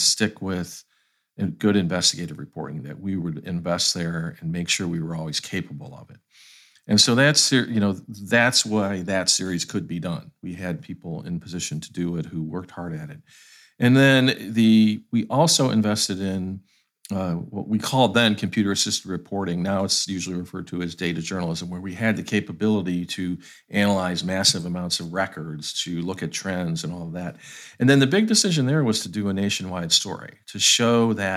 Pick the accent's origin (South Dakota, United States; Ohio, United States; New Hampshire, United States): Ohio, United States; moved away as an adult; now in Atlanta, United States; I'm from Ohio, so I have, I grew up in the Rust Belt time in that state.